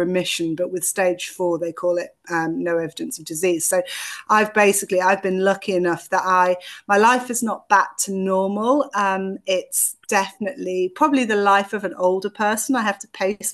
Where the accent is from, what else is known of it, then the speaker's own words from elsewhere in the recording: the Northeast, North East England, United Kingdom; moved away as an adult; also born or lived in London; the Northeast, which is where I'm from originally